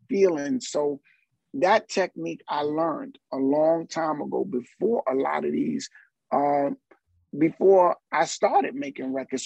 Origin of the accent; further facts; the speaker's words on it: New York City, New York, United States; also born or lived in Barbados; my family is from Trinidad and from Barbados. And as a kid, I would go back and forth from Barbados to Harlem. And then my family locked it down in Harlem. And Harlem, growing up around Apollo